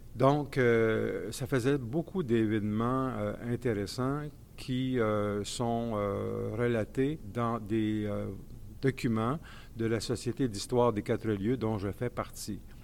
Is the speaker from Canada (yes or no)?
yes; Saint-Césaire, Quebec, Canada; il y avait un fort noyau de patriotes dans mon coin, dans mon patelin